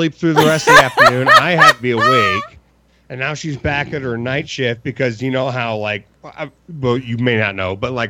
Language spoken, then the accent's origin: English; Philadelphia, Pennsylvania, United States; moved away; my hometown